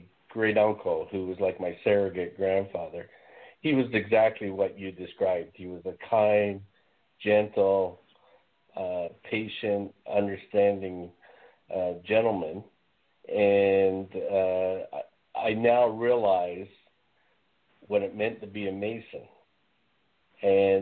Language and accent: English; Canada; I'm Canadian